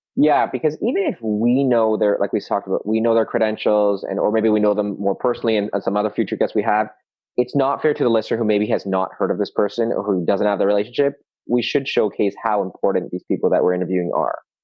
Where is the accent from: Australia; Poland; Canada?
Canada; Toronto, Ontario; I'm also born and raised in Toronto